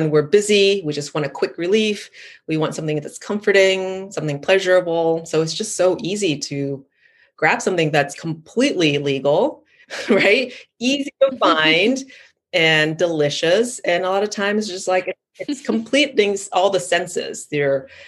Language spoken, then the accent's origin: English; Thailand; I grew up in Thailand